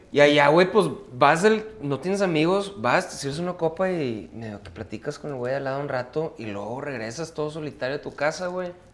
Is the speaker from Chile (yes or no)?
no; Mexico